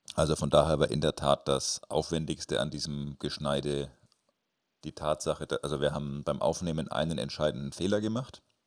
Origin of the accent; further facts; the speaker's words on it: Nuremberg, Bavaria, Germany; Bei uns in Nürnberg